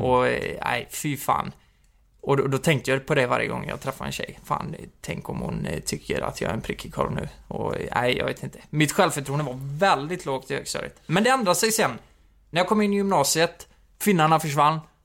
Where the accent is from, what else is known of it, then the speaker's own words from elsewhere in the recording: Nittorp, Sweden; Jag kommer från ett ställe som heter Nittorp